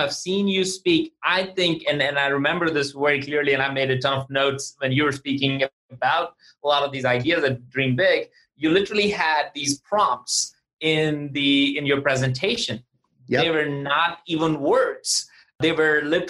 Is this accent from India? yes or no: yes; India; now in Atlanta, United States; growing up in India